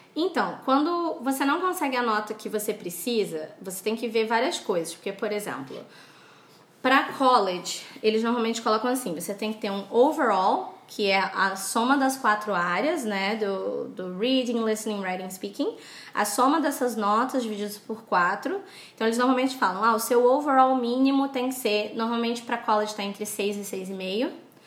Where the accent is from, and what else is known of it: Brazil